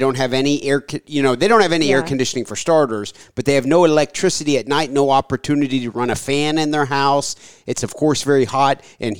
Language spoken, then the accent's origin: English; Ohio, United States; now in Kentucky, United States; I was born in Ohio. I've lived a relatively sheltered life.